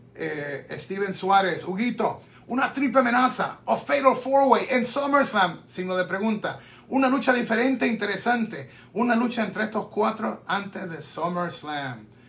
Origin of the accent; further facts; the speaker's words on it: Puerto Rico; obviamente Puerto Rico, en mi tierra